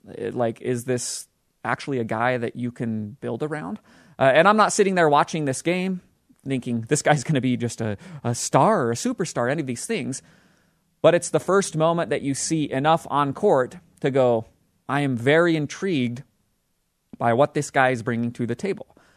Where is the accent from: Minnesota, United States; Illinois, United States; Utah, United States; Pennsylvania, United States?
Utah, United States; the team that plays basketball in my home state, the Utah Jazz